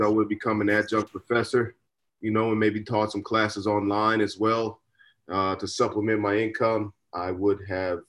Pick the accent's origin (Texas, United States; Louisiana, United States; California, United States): Texas, United States; Dallas; a young kid growing up in Dallas